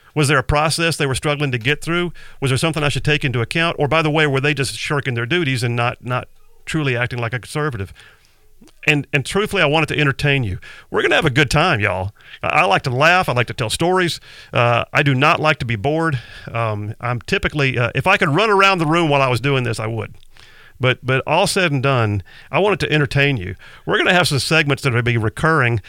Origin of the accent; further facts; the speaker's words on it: Huntsville, Alabama, United States; also born or lived in Mobile, Alabama; I grew up mostly in the Huntsville area, uh, longtime military family